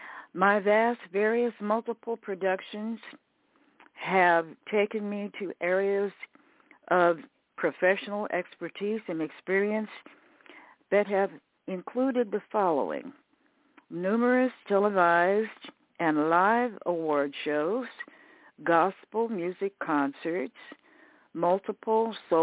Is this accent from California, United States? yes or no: yes; Riverside, California, United States; also born or lived in Tyler, Texas; I was born in Tyler, Texas, numerous years ago, and then my family relocated, moving to Riverside, California, when I was approximately 3 years old.